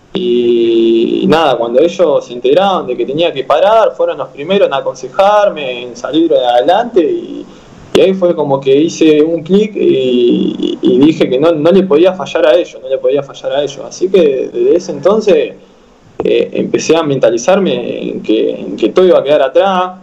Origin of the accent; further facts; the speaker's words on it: General Madariaga, Buenos Aires Province, Argentina; now in La Plata, Argentina; irme para, para mi pueblo